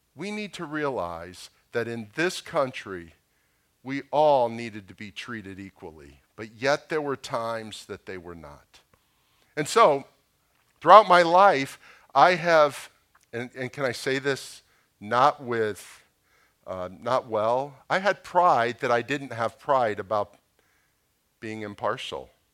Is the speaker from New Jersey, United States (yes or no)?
no; Boca Raton, Florida, United States; I grew up in Boca Raton.